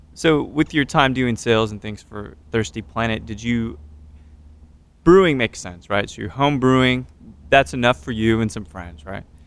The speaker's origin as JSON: {"language": "English", "town": "Katy", "region": "Texas", "country": "United States", "said": "I'm a Katy guy"}